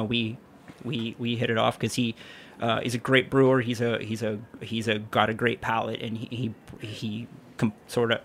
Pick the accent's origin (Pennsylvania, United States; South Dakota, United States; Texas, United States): Pennsylvania, United States; Pittsburgh; now in Brooklyn, United States; originally from Pittsburgh, Pennsylvania. I've lived in Brooklyn since 2002